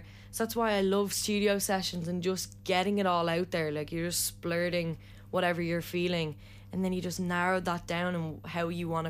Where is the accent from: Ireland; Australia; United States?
Ireland; Nothing better, about being Irish.